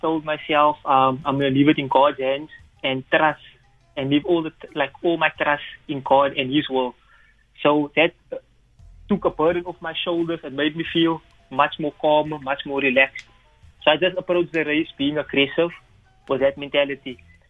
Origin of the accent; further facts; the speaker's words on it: Cape Town, Western Cape, South Africa; a student athlete from the University of Western Cape. I grew up in Mitchell's Plain, where I'm still currently staying.